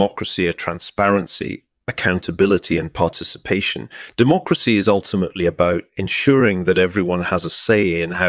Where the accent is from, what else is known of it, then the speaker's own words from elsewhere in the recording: England, United Kingdom; born there; I was born in England in 1955.